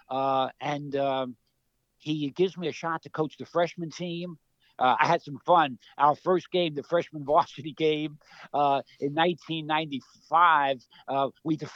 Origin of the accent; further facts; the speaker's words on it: New York City, New York, United States; also born or lived in Brooklyn, New York; now in Charleston, United States; I was born in Brooklyn, in Bushwick, Brooklyn, grew up in Queens.